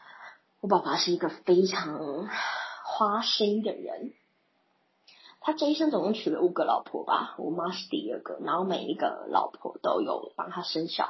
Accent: Banqiao, New Taipei, Taiwan; also born or lived in Kaohsiung; 因为外婆家在板桥，

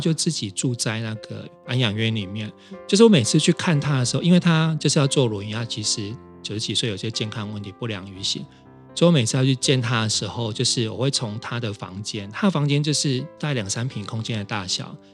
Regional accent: Kaohsiung, Taiwan; now in Taipei, Taiwan; 我来自高雄，现在住在台北

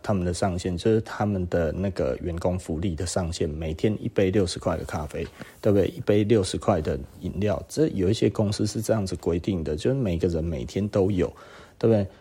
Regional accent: Taiwan; 我们台湾人

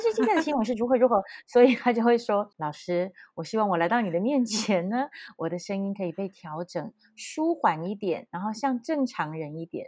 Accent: Taichung, Taiwan; 我是台中人，然后我连国语也有一点点，呃，我觉得应该是软软的

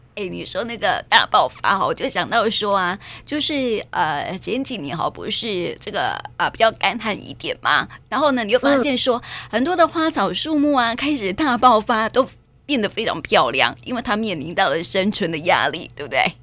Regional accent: Taiwan; 我们台湾人的兰花热

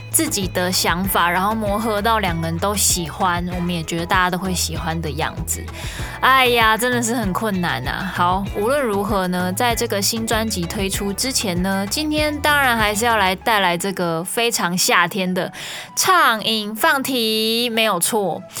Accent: Kaohsiung, Taiwan; 虽然我是高雄人，但是我家门前，呃，就是马路

